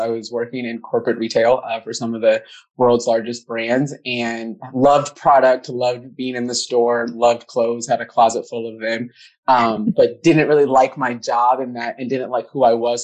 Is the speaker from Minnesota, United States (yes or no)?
yes; Minnesota, United States; black girl growing up in Minnesota